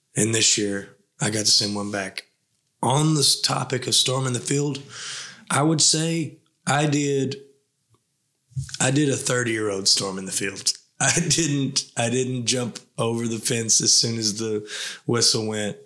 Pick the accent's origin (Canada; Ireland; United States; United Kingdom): United States; Tennessee